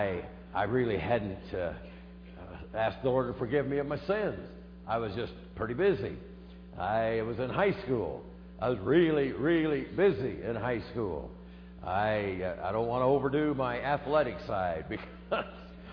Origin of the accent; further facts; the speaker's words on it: Des Moines, Iowa, United States; I grew up in the middle part of America, the heartland of America, in Iowa. Grew up in Des Moines